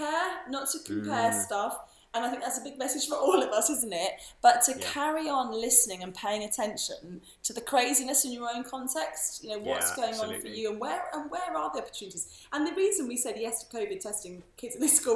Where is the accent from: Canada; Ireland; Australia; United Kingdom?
United Kingdom; being a Brit myself